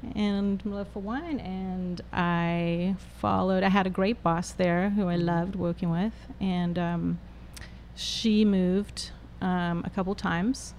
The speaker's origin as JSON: {"language": "English", "town": "Johannesburg", "region": "Gauteng", "country": "South Africa", "tie": "born or raised there", "also_born_or_lived": "Cape Town", "moved": "as an adult", "lives_now": "United States", "said": "I was born in Johannesburg"}